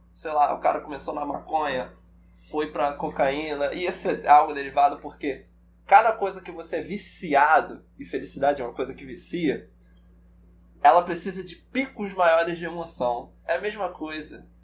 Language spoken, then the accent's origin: Portuguese; Baixada Fluminense, Rio, Rio de Janeiro, Brazil; sou do Rio, nasci e fui criado aqui no, no, na Baixada Fluminense